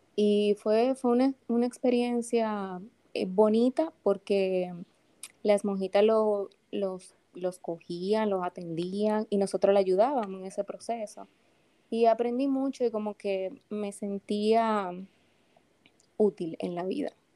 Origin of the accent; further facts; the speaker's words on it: Santo Domingo, Distrito Nacional, Dominican Republic; Yo soy, como digo, dominicanita de pura cepa. Yo nací aquí en la ciudad de Santo Domingo, eh, un martes santo, dice mi mamá